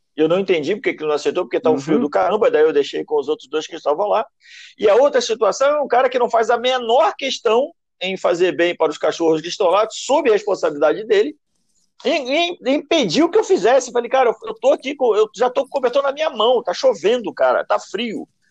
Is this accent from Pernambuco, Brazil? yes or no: no; Nova Iguaçu, Rio de Janeiro, Brazil; Eu venho da Baixada Fluminense, eu venho de Nova Iguaçu. Tinha boca de fumo atrás da casa onde eu morava.